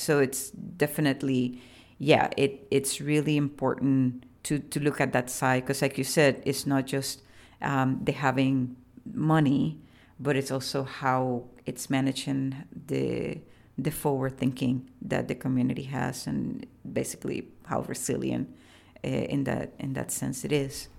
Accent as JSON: {"language": "English", "country": "Puerto Rico", "tie": "born or raised there", "said": "I was born in Boriquén, which is, um, the pre-colonial name for the island most people know as Puerto Rico."}